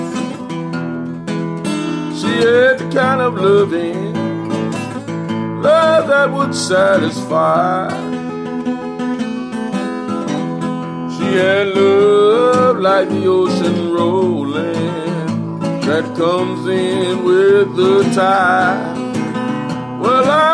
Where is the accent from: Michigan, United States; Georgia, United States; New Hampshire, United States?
Michigan, United States; Detroit; I'm a kid from Detroit. I'm from Motown